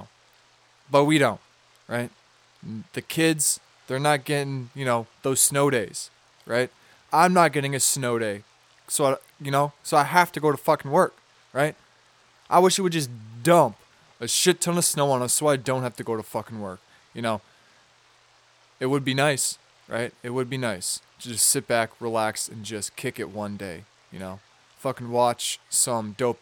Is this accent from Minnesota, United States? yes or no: yes; Minnesota, United States; Minnesota, my home state. The state that I reside